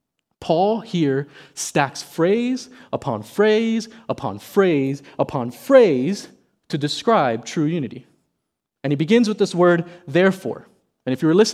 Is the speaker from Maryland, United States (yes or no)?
no; South Miami, Florida, United States; I never enjoyed field day in elementary school when I grew up in South Miami.